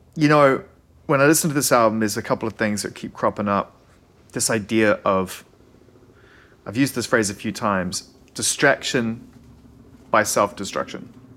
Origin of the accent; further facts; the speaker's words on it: New Zealand; now in Los Angeles, United States; I'm a Kiwi eighties kid